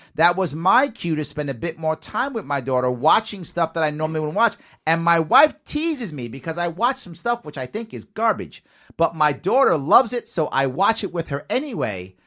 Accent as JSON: {"language": "English", "town": "New York City", "region": "New York", "country": "United States", "tie": "born or raised there", "said": "I also, of course, was raised in the Bronx, too, South Bronx, by Yankee"}